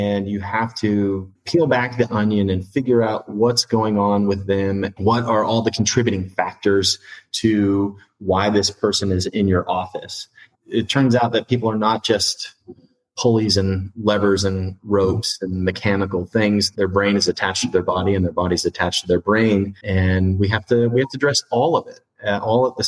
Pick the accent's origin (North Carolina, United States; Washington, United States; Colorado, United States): Washington, United States; Bellingham; I'm from Bellingham, an hour north of Seattle